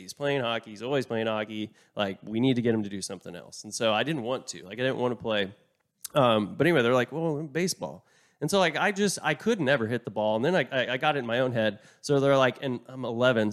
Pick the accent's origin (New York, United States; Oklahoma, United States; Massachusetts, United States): Oklahoma, United States; I'm from Oklahoma